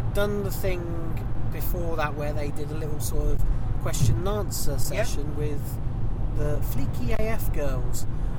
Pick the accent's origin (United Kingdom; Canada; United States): Canada; Yeah, I'm the Canadian one.